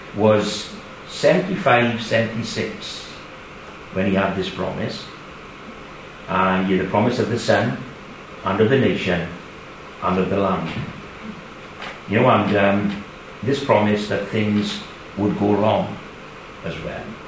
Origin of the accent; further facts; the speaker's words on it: Kidakway, Wales, United Kingdom; we from Kidakway, Sophie as well, born and bred in Kidakway